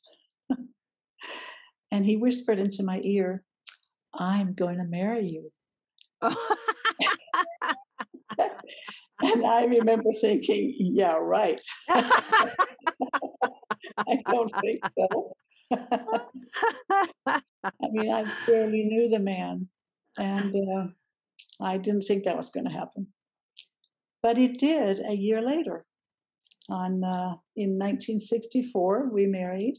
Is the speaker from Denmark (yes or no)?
yes; Denmark; moved away as an adult; also born or lived in Downey, California; now in United States; I grew up in Denmark and came to the United States when I was 19.